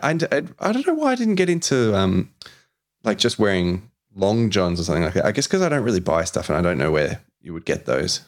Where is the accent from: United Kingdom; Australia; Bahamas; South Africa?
Australia; also born or lived in Brunswick, Melbourne